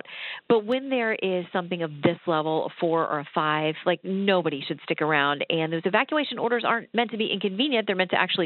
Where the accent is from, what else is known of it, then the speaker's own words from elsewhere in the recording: South Florida, United States; also born or lived in Tallahassee, Florida / Tampa, Florida; I grew up in, well, South Florida for the first half of my childhood. And then when I was in high school, we moved to Tallahassee.